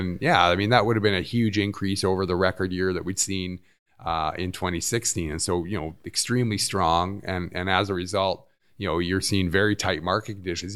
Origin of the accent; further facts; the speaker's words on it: Vancouver, British Columbia, Canada; moved away as an adult; I grew up in Vancouver.